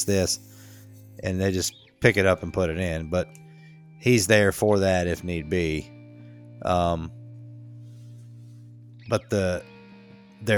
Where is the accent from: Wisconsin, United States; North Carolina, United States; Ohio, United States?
North Carolina, United States; Charlotte; I'm like, Charlotte